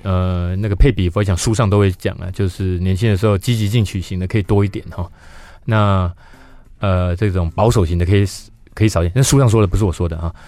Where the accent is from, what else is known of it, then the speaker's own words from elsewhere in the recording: Yunlin County, Taiwan; 因为我是云林县长大的小孩